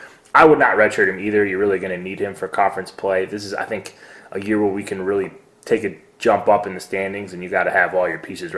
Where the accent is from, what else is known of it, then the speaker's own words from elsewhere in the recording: Cleveland, Ohio, United States; Love the song, and I'm from Cleveland, so I'm a hip-hop guy for sure.